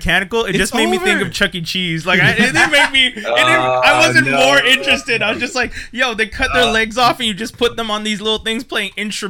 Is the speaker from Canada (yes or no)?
yes; Canada; You know we're Canadian